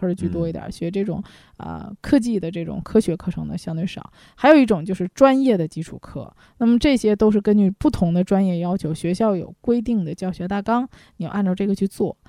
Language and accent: Chinese; China; 我们中国人